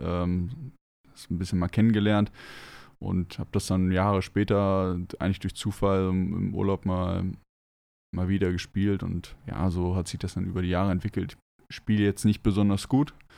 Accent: Northern Germany, Germany; moved away; ich bin gebürtig im Norden geboren. Ich bin nicht mit Bergen aufgewachsen

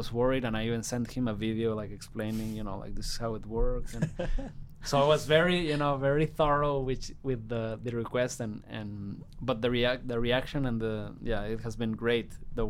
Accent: Guadalajara, Jalisco, Mexico; I'm from Guadalajara, Jalisco, Mexico.

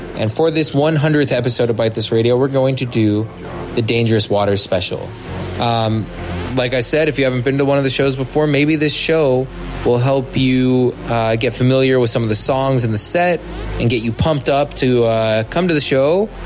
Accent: San Francisco, California, United States; San Francisco, my hometown

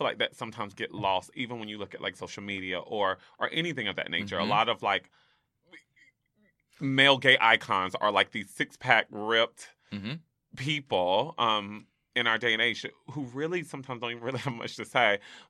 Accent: the South, United States; Like, I grew up in the South, actually

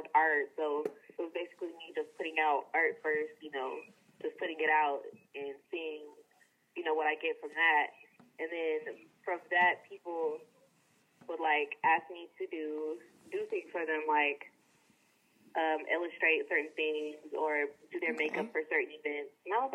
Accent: Atlanta, Georgia, United States; I'm from Atlanta, Georgia

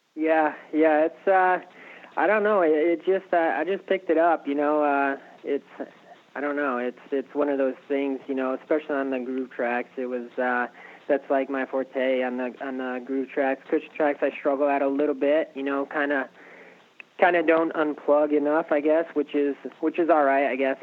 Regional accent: Connecticut, United States; moved away as an adult; now in Florida, United States; I was born in Connecticut and uh, moved to Florida roughly probably four years ago now.

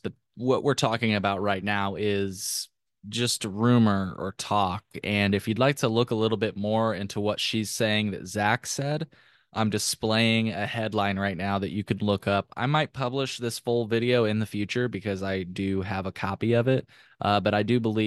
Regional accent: Illinois, United States; I am from Illinois

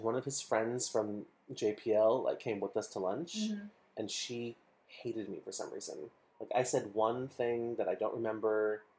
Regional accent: California, United States; We're from California.

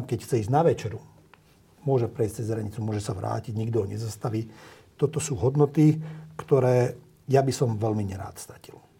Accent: Slovakia; aj keď sa cítim Maďarom a som Maďarom, a, ale som občanom Slovenskej republiky

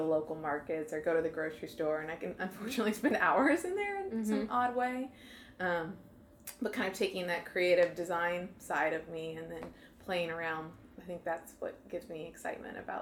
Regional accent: Illinois, United States; now in St. Louis, United States; I grew up in Illinois

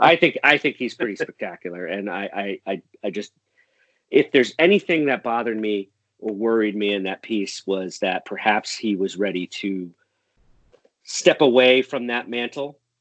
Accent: Enfield, Connecticut, United States; born or raised there; moved away as an adult; also born or lived in Boston, Massachusetts

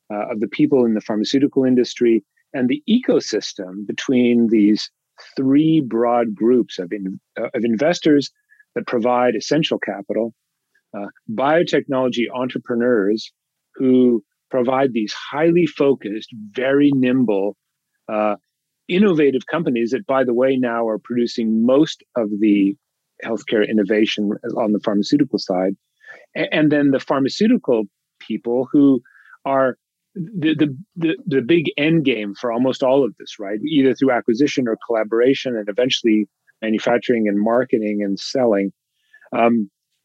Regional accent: Toronto, Ontario, Canada; moved away as an adult; also born or lived in Boston; now in California, United States; I grew up in Toronto.

